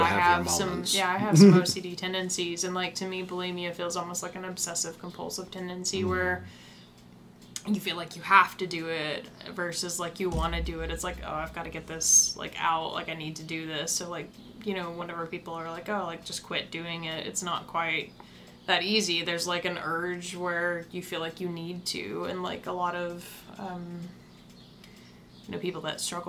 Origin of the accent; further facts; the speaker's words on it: the South, United States; I grew up in the South. I never really lived anywhere else